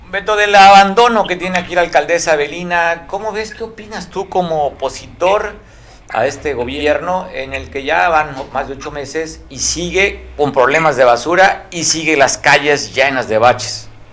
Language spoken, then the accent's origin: Spanish; Guerrero, Mexico; los que somos costeños